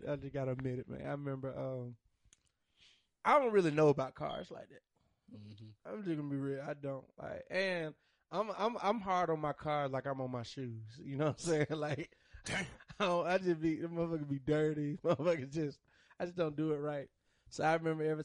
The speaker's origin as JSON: {"language": "English", "town": "Monroe", "country": "United States", "said": "I'm from Monroe"}